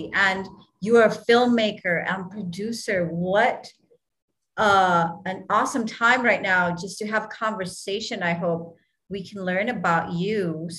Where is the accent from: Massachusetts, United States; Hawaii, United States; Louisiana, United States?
Hawaii, United States; So growing up in Hawaii, we get our favorite, you know, munchies.